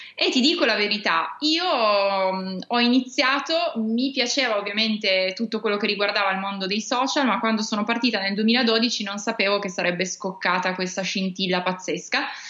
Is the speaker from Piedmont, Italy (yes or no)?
yes; Turin, Piedmont, Italy; Io sono di Torino e infatti in questo momento sono, sono qua